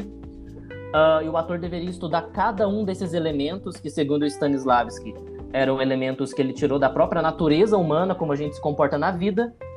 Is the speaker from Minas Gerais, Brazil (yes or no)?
yes; Cambuí, Minas Gerais, Brazil; now in São João del-Rei, Brazil; Eu nasci em Cambuí, Minas Gerais, é bem no sul de Minas, dá tipo duas horas de São Paulo